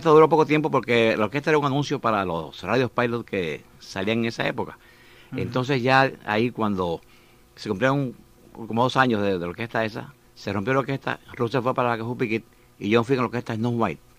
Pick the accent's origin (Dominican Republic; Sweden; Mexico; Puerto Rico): Puerto Rico; Juana Díaz; Yo soy natural de Juana Díaz.